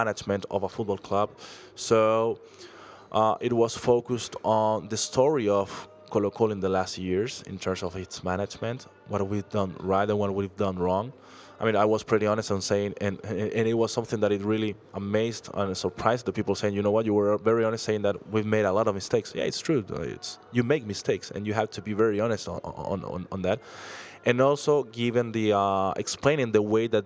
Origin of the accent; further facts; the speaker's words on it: Chile; I was from Chile